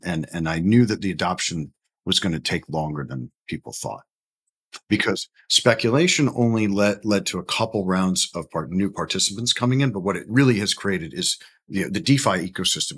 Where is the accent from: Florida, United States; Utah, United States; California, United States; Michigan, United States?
Florida, United States; Orlando; also born or lived in New Haven, Connecticut; born a Yankee in New Haven, Connecticut, um, but essentially grew up in, in Orlando, Florida, in the Maitland Winter Park area